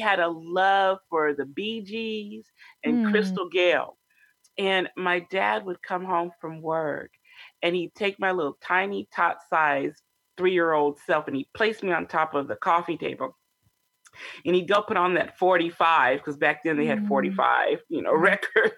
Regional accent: Sacramento, California, United States; also born or lived in Longview, Washington; I grew up predominantly in Sacramento, California

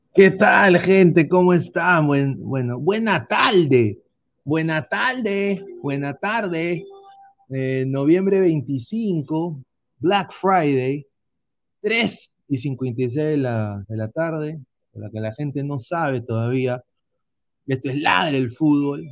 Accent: Peru; nosotros somos peruanos

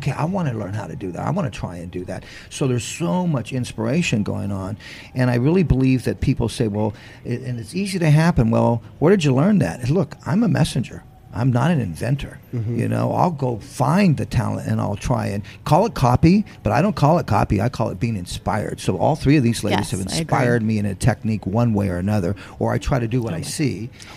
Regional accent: Jacksonville, Florida, United States

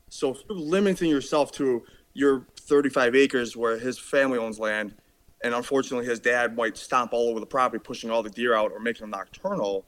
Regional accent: Buffalo, New York, United States; I am from Buffalo, New York. I'm about 10 minutes from the Canadian border

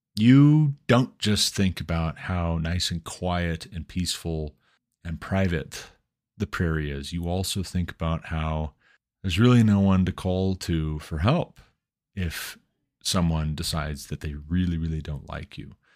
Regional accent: Glendive, Montana, United States; moved away as an adult; now in Colorado, United States; I was born and raised in Glendive, Montana

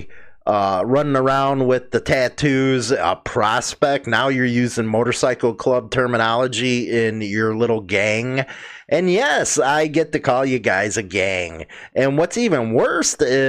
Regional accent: United States; as an American

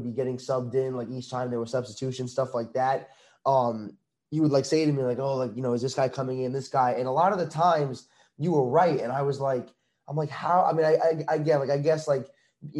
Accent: Long Island, New York, United States; I'm from New York

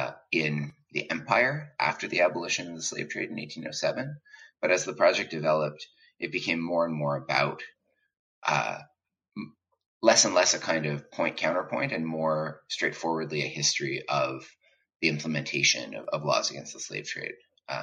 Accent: Montreal, Quebec, Canada; moved away as an adult; also born or lived in Princeton / Harvard; now in London, United Kingdom; I was born in Montreal, in Canada, Montreal, Quebec, Canada. I did a BA at McGill, so a sort of hometown university

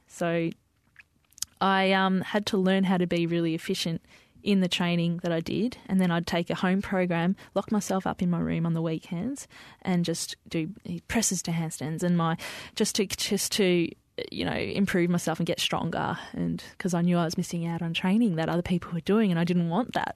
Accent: Melbourne, Victoria, Australia; also born or lived in Diggers Rest; I grew up in the western suburbs of Melbourne, Sunshine, Footscray, and then, um, we moved to a property out in Diggers Rest where mum and dad still live.

